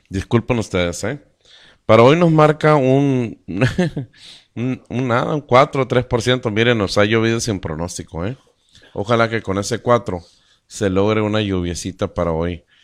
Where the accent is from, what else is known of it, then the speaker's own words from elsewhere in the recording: Caborca, Sonora, Mexico; Estamos en Sonora, somos de México y estamos ah, a 100 kilómetros de los Estados Unidos, de la línea fronteriza con Norteamérica, a 100 kilómetros del mar de Cortés.